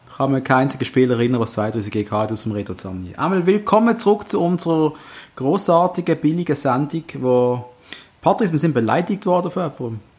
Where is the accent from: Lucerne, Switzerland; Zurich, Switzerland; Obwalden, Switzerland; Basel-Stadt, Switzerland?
Basel-Stadt, Switzerland; Basel; Darf man das sagen als Basler